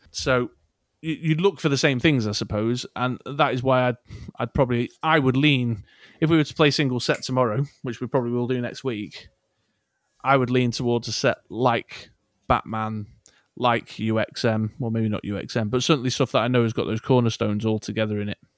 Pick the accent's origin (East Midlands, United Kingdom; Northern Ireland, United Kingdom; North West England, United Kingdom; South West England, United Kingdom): North West England, United Kingdom; Manchester; accent: Mancunian; my Manck accent